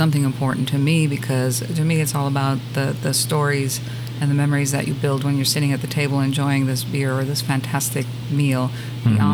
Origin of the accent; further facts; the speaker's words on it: Germany; moved away as an adult; also born or lived in California; now in San Antonio, United States; Germany is home for me. I was born and raised. My family is still there, so I'm not a military brat or anything